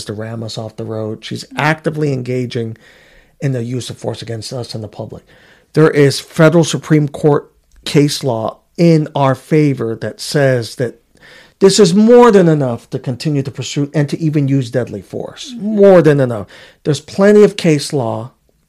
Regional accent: New York City, New York, United States; moved away; I grew up in Queens, New York. In Woodhaven, I lived in the Wyckoff apartments

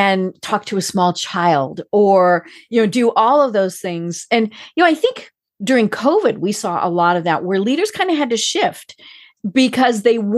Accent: United States; I'm American, I'm as American

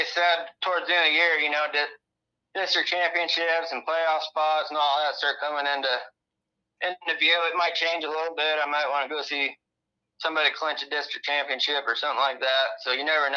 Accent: Columbus Junction, Iowa, United States; That's right here in my hometown

